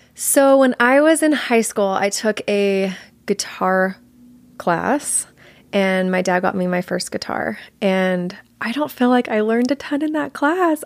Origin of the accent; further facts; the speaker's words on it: Georgia, United States; also born or lived in Colorado; I was born in Colorado, but I only lived there until I was five, and then my family moved to Georgia. So I was raised in Georgia.